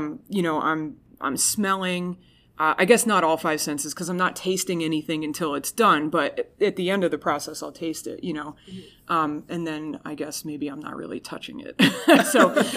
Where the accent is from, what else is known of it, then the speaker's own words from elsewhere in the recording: New Jersey, United States; I'm from New Jersey